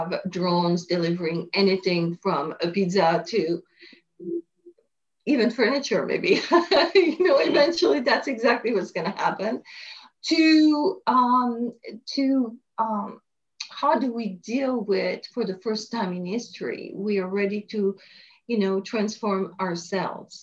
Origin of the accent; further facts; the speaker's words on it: France; moved away as an adult; also born or lived in Paris, France / Montreal, Canada; now in United States; I was born in France, and I studied in Paris for a while.